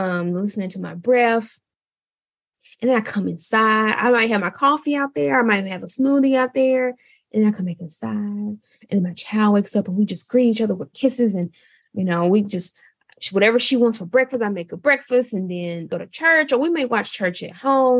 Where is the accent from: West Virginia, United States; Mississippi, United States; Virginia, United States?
Mississippi, United States; I'm from Mississippi. I'm Southern